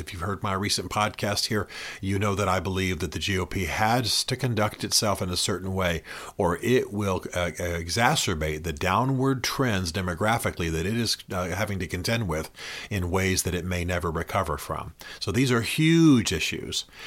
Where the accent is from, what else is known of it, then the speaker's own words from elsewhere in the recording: Tennessee, United States; also born or lived in Washington, D.C. / Nashville; I am from Tennessee, as you know. I lived in Tennessee for many years, and now I split my time between D C and Nashville